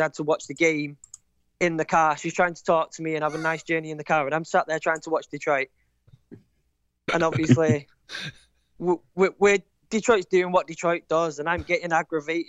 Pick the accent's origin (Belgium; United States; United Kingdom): United Kingdom; Manchester, North West England; I'm from Manchester.